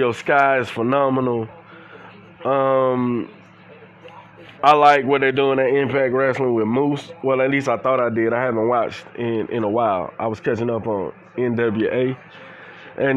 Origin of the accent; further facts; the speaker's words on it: Atlanta, Georgia, United States; I'm from Atlanta, Georgia. I'm from the Bluff.